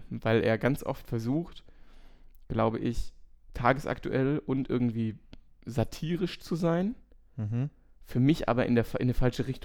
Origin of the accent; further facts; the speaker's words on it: Germany; als Deutscher